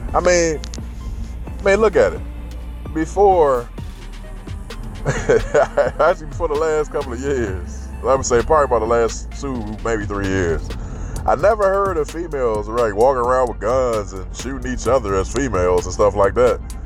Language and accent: English; United States; as an American